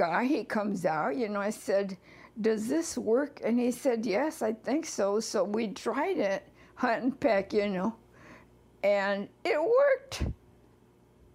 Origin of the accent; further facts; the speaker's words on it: United States; we were American born